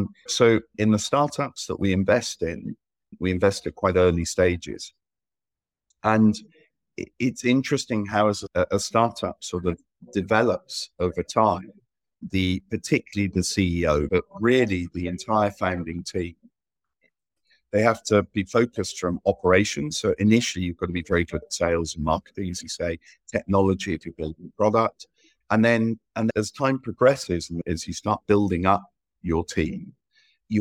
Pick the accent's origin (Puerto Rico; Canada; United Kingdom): United Kingdom; England; also born or lived in Malta; now in Spain; I'm English by nationality. Ended up living in Southern Europe. So I lived between Spain and Malta